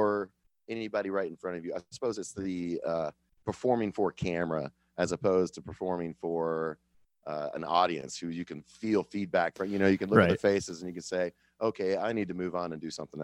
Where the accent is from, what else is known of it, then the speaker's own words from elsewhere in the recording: Kansas City, Missouri, United States; I'm from Kansas City